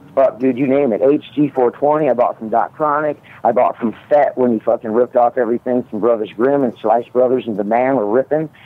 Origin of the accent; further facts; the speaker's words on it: Midwest, United States; I grew up in the Midwest